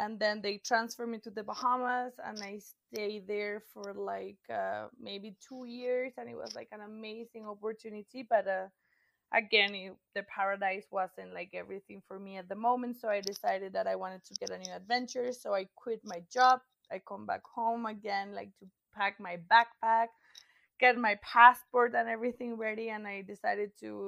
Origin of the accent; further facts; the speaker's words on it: Colombia; also born or lived in Brazil; I am a Colombian woman. I'm 27 years old. I was born and raised here in Colombia